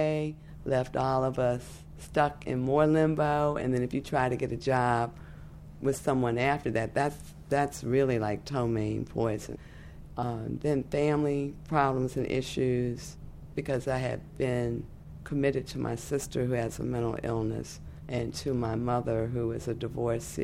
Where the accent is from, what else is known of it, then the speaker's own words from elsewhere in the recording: Washington, District of Columbia, United States; I live in Washington, D.C. I was born in Freedman's Hospital on September 8, 1952